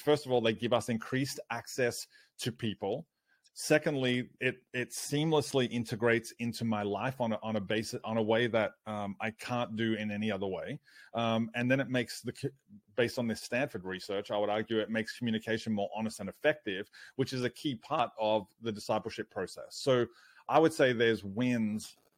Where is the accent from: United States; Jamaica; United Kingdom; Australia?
Australia